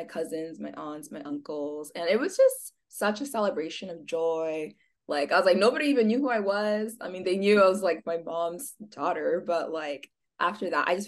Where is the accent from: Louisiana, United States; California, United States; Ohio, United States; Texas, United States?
California, United States; Escondido; moved away as an adult; also born or lived in San Diego, California; now in Arizona, United States; So I was born in San Diego City. And then when I was 8, I moved up to Escondido.